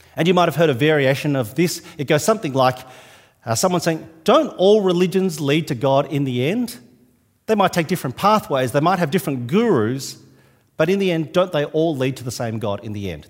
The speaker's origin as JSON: {"language": "English", "region": "New South Wales", "country": "Australia", "moved": "yes", "lives_now": "Adelaide, Australia", "said": "I'm from New South Wales"}